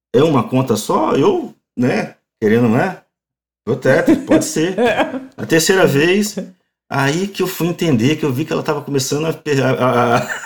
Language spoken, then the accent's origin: Portuguese; Brazil; moved away as an adult; now in Montreal, Canada; nunca vou deixar de ser brasileiro